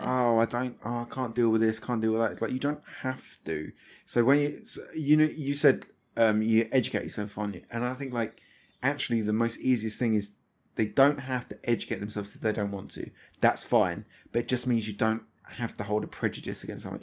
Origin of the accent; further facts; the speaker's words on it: Thamesmead, London, United Kingdom; that's where I grew up